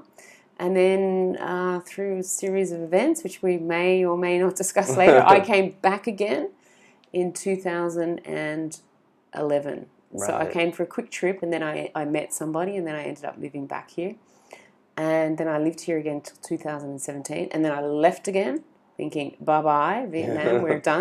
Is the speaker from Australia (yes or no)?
yes; Sydney, New South Wales, Australia; I grew up in Sydney in the 1980s